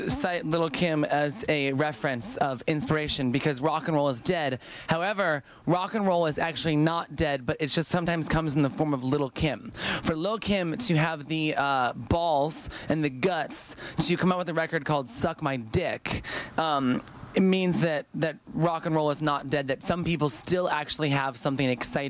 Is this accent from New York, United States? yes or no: no; Chicago, Illinois, United States; moved away; I grew up in Chicago, actually.